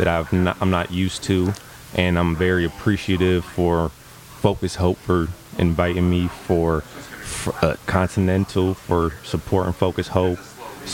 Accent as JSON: {"language": "English", "area": "Oakland County", "region": "Michigan", "country": "United States", "tie": "born or raised there", "said": "I grew up in the Oakland County area"}